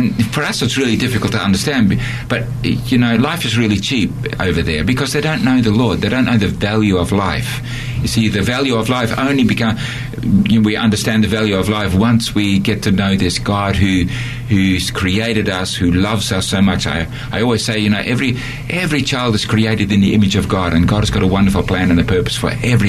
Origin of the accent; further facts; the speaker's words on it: Australia; moved away as an adult; also born or lived in Netherlands; now in Borneo; I'm an Australian, and I lived in Holland for 10 years, and then went back to Australia